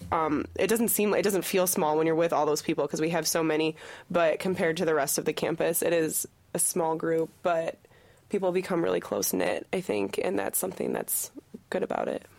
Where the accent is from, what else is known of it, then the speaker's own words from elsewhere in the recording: Pennsylvania, United States; moved away as an adult; I'm from Pennsylvania